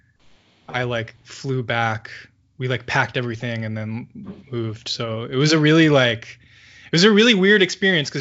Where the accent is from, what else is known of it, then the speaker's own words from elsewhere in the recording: the Bay Area, California, United States; moved away; also born or lived in San Francisco / Oakland; I grew up in the Bay Area and lived in San Francisco for like 4 years, and I lived in Oakland